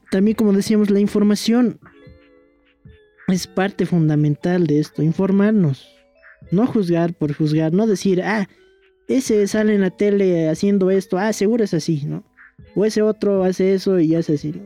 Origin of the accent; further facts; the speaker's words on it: Bolivia; somos bolivianos